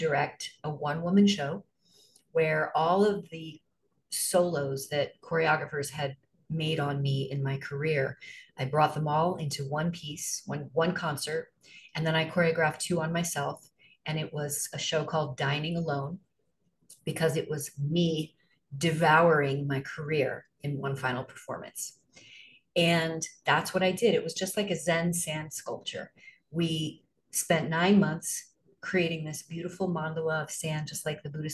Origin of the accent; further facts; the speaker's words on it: Arnold, Missouri, United States; moved away as an adult; also born or lived in New York City; I am from Missouri. I grew up on a farm in a small town 20 miles south of St. Louis called Arnold, Missouri.